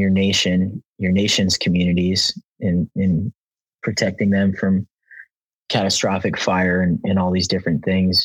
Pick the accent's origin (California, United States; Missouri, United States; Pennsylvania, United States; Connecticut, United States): California, United States; Los Angeles; I'm born and raised in Southern California, San Fernando Valley, West Hills, California